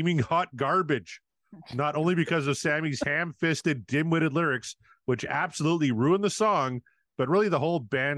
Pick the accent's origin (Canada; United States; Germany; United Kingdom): Canada; I'm a Canadian